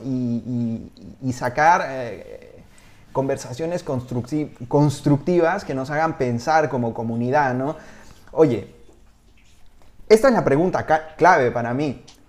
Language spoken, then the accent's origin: Spanish; Peru; moved away as an adult; also born or lived in Spain; te lo digo como peruano en el extranjero, cuando yo estuve viviendo en España hace, hace 20 años